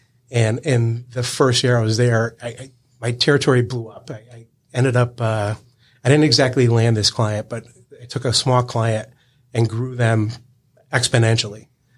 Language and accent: English; Connecticut, United States; I grew up in Connecticut, went to a small school in Rhode Island.